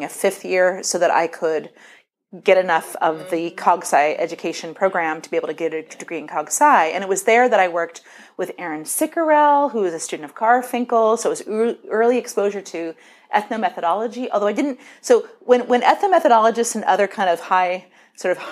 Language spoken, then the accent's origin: English; San Diego, California, United States; I grew up in San Diego